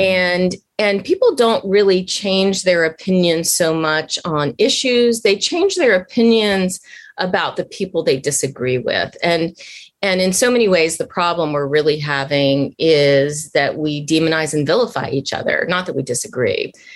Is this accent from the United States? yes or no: yes; Washington, District of Columbia, United States; moved away; growing up in Washington at the time